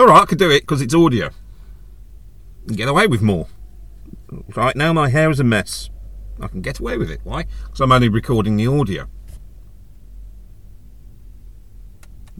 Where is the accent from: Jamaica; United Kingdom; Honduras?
United Kingdom; we're British